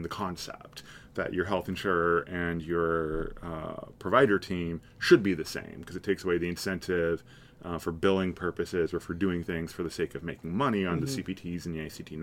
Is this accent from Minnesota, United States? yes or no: no; Marysville, Washington, United States; So I grew up in Marysville, Snohomish County